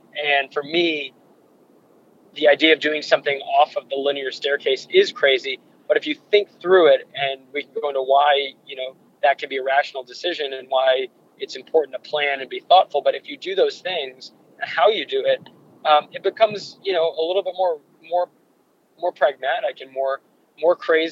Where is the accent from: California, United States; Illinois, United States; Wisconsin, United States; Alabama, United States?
California, United States; Santa Barbara; I grew up in Santa Barbara, California